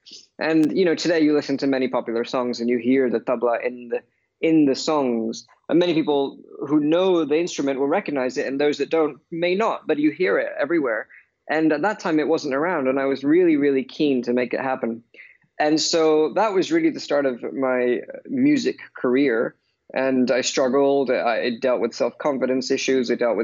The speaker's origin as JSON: {"language": "English", "region": "London", "country": "United Kingdom", "tie": "born or raised there", "said": "But obviously, growing up in London, not only am I influenced by pop and jazz"}